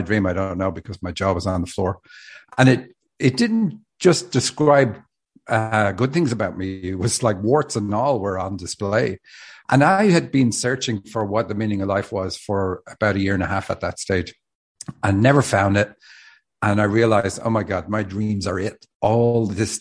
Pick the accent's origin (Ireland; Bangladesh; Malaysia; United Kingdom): Ireland; Dublin, Leinster; moved away as an adult; now in Seattle, United States; I live in Seattle. I'm from Dublin, Ireland. Moved to Seattle 10 years ago